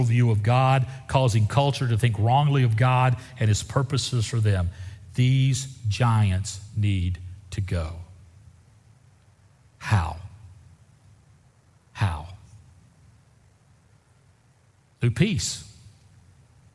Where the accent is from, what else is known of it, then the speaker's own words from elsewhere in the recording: Deep South, United States; I grew up in the Deep South, and I remember my home church voting on whether or not to accept black people into the congregation